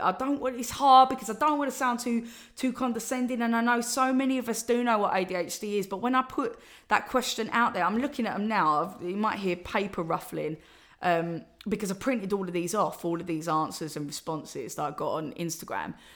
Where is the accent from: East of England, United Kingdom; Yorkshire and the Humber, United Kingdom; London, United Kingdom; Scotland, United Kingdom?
East of England, United Kingdom; Essex; I'm from Essex, and, uh, that's how I talk.